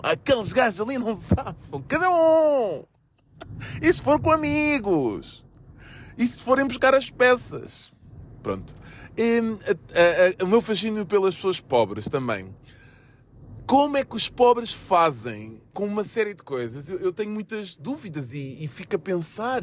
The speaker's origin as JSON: {"language": "Portuguese", "town": "Almada", "region": "Setúbal", "country": "Portugal", "said": "Eu sou da Margem Sul, Almada, Laranjeiro, Praça da Portela"}